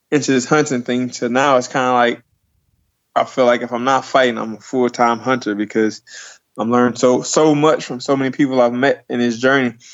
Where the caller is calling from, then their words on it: Jackson, New Jersey, United States; Um, right now, I'm in Jackson, New Jersey. You know, it's uh, right next to Great Great America. It's the central location between Philly, New York